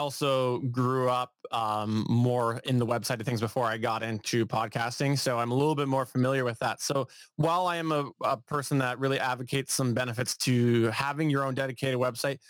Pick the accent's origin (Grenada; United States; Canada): Canada; I'm Canadian